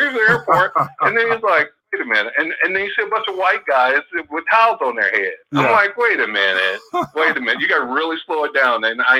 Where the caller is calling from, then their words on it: Oakland, California, United States; from Oakland.